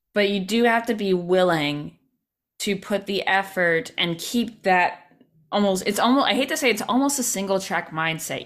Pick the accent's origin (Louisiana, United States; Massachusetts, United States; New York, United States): New York, United States; Albany; now in New York City, United States; where I grew up in Albany